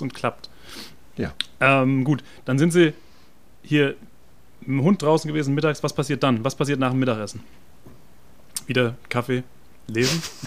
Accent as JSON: {"language": "German", "town": "Frankfurt", "region": "Hesse", "country": "Germany", "said": "als Frankfurter, als Städter"}